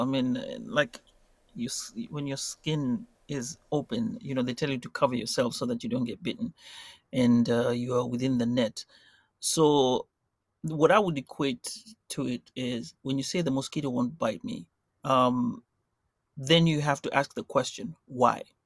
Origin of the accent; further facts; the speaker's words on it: Mombasa, Mombasa County, Kenya; now in United States; I'm from Mombasa and it's hot